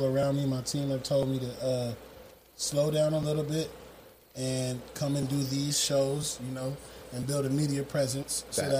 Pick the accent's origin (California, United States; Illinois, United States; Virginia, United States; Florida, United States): California, United States; Long Beach; moved away as an adult; now in Las Vegas, United States; I'm actually originally from Long Beach, California.